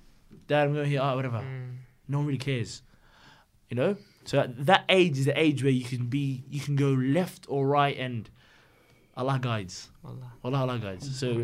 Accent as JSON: {"language": "English", "country": "Australia", "said": "My automatic reaction, being bloody Aussie, is, fuck!"}